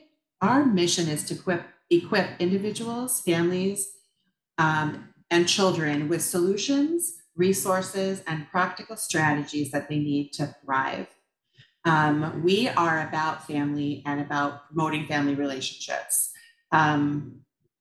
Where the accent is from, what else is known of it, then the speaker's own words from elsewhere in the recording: Shoreview, Minnesota, United States; moved away as an adult; also born or lived in Dayton, Minnesota / Otsego, Minnesota; now in Elk River, United States; I grew up in Shoreview, Minnesota, actually, so not too far away